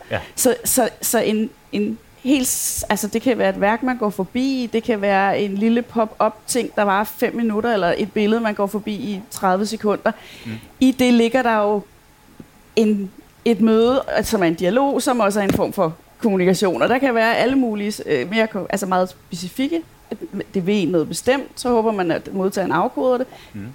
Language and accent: Danish; Copenhagen, Capital Region of Denmark, Denmark; moved away as an adult; now in Aarhus, Denmark; som man jo godt kan høre, så er jeg ikke fra Aarhus. jeg kommer fra København